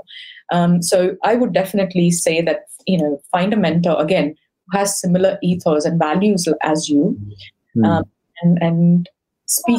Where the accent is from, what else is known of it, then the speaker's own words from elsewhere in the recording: India; now in United Kingdom; I come from India